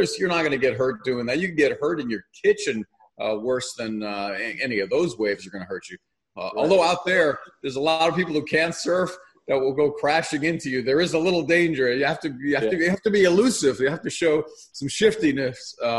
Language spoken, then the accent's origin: English; Hawaii, United States; I grew up in Hawaii